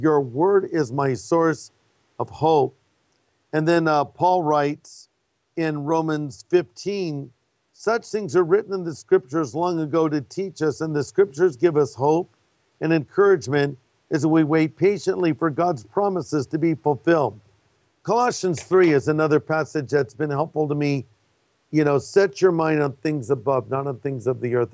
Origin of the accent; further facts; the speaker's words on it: California, United States; I'm from California